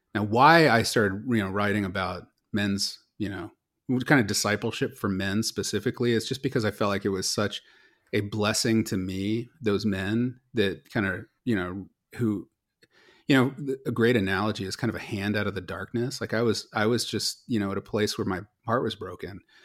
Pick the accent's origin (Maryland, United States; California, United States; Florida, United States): California, United States; Silicon Valley; also born or lived in Los Angeles / Philadelphia; I grew up here in Silicon Valley